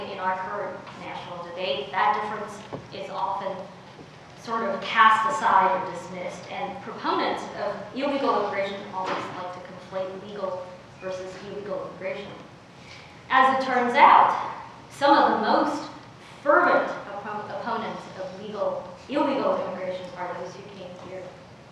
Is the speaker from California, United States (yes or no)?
yes; Oakland, California, United States; also born or lived in China; I showed up in inner city Oakland when I was 10 years old. My parents had applied to immigrate to the United States from China